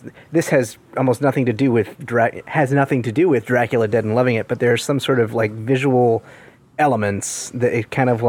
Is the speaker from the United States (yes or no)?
no; England, United Kingdom; I'm English.